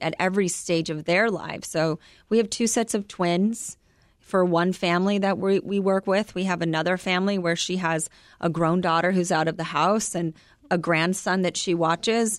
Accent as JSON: {"language": "English", "country": "United States"}